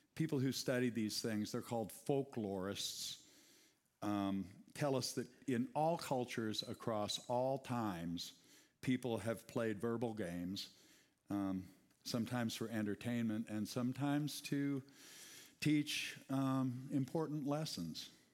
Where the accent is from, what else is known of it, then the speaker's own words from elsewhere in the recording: United States; English-speaking Americans